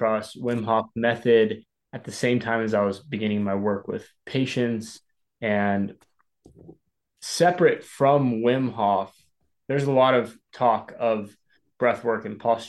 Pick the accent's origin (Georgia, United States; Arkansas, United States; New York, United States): Arkansas, United States; now in San Diego, United States; I'm from Arkansas